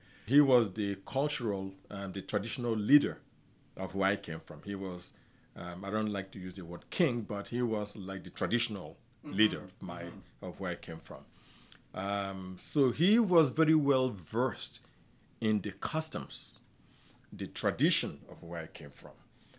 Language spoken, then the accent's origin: English; Afikpo, Ebonyi, Nigeria; I was born in a village called Afikpo, spelled A-F-I-K-P-O, in southeastern Nigeria. That's where I grew up.